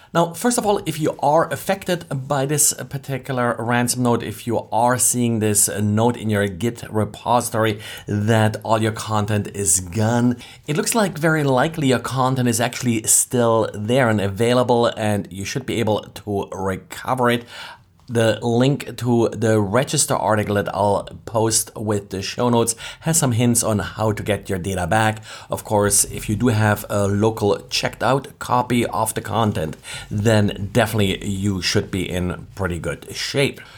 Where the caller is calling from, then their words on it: Jacksonville, Florida, United States; I'm calling from Jacksonville, Florida